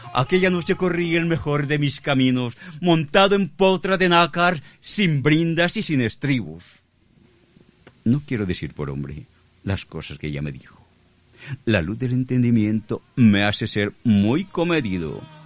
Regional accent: Mexico; nosotros aquí en México trabajamos hasta edad grande

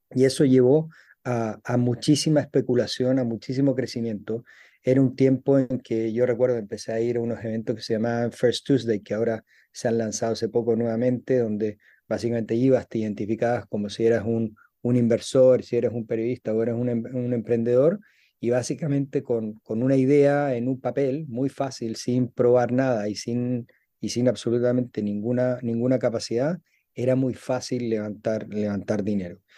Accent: Chile; moved away as an adult; also born or lived in Dubai; soy de Chile, nací, nací y me crié en Chile

